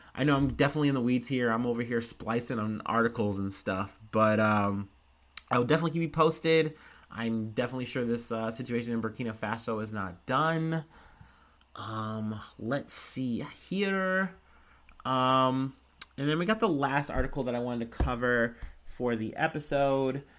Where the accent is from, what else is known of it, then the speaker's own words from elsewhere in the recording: United States; I'm an American